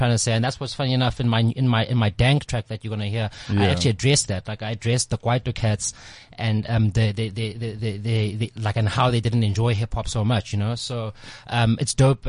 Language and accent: English; Johannesburg, Gauteng, South Africa; growing up in Dobsonville and Soweto Extension 3